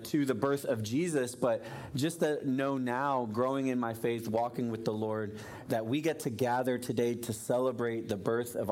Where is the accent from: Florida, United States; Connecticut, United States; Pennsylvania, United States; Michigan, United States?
Florida, United States; I grew up in Florida, but we had a fireplace in our living room.